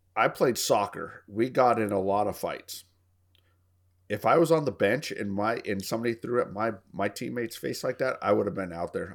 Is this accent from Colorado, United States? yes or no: yes; Colorado, United States; now in Texas, United States; It's my home state. I'm thinking about moving back up there when I retire